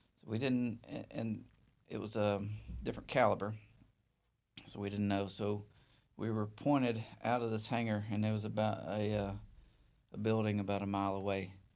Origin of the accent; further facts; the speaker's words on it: northeast Alabama, United States; also born or lived in Mobile; the northeast part of Alabama